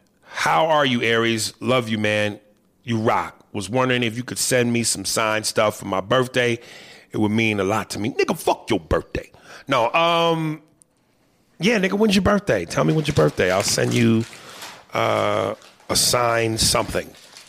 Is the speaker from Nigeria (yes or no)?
no; Guatemala; I'm from Guatemala.